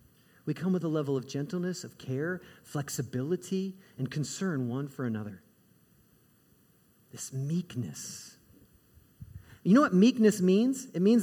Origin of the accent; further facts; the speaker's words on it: Midwest, United States; I grew up in the Midwest.